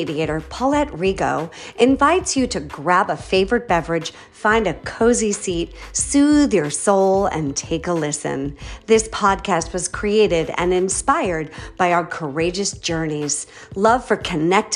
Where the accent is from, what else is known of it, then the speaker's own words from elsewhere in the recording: Boston, Massachusetts, United States; moved away; I'm from Boston originally